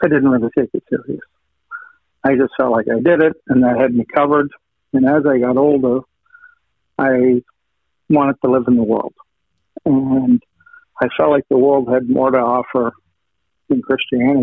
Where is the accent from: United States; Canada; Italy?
Canada; Western Canada; I grew up in Western Canada